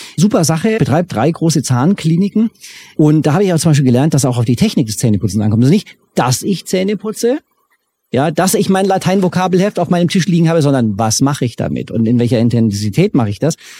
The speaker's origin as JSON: {"language": "German", "country": "Germany", "said": "ich als Deutscher"}